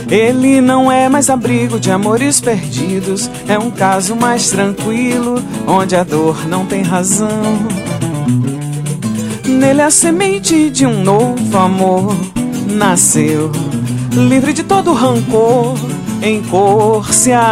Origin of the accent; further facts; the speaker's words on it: Curitiba, Paraná, Brazil; now in João Pessoa, Brazil; Você eu sou é curitibano. Curitibano.